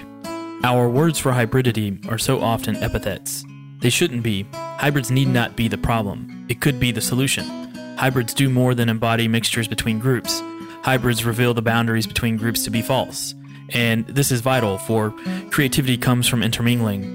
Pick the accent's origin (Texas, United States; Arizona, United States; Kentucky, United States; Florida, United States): Kentucky, United States; moved away; born and raised in the heart of Kentucky's bourbon country. Growing up in my rural Kentucky hometown